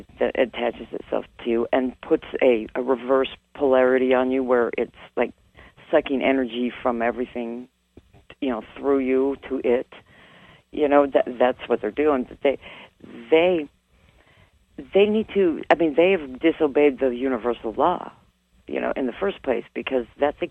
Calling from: Mesa, Arizona, United States; I'm Mesa, Arizona.

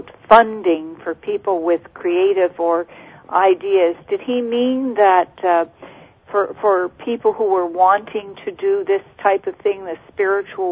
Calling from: Nova Scotia, Canada; I'm calling from Nova Scotia, Canada

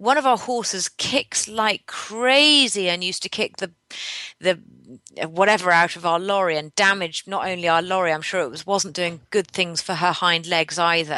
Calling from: Henley-on-Thames, South East England, United Kingdom; I'm calling from near Henley-on-Thames.

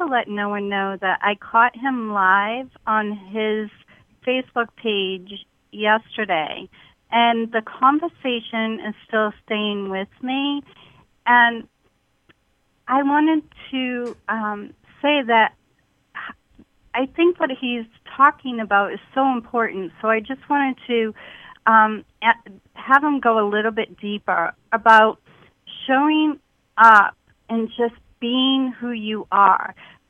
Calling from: Rhode Island, United States; I am calling from Rhode Island.

